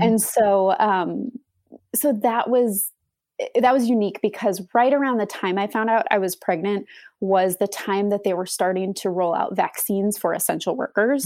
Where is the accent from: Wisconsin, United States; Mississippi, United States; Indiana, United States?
Wisconsin, United States; moved away as an adult; now in Austin, United States; We moved to Austin from Wisconsin. We're both from the Wisconsin area